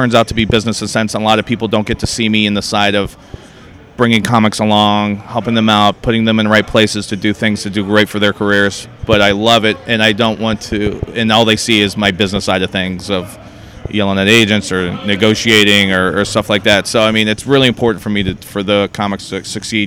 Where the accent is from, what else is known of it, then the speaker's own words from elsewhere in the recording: Northern Virginia, United States; moved away as an adult; now in Boston, United States; I grew up in Northern Virginia, right outside D.C., but I moved up to Boston in year 2000, so I've actually lived there longer than I lived where I grew up